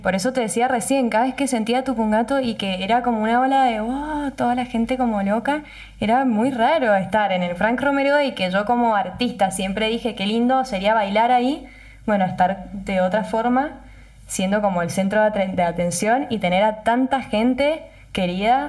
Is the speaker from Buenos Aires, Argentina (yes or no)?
no; Tupungato, Mendoza, Argentina; yo nací en Tupungato, toda mi familia es de Tupungato, hice la primaria, la secundaria, tengo todos mis amigos en Tupungato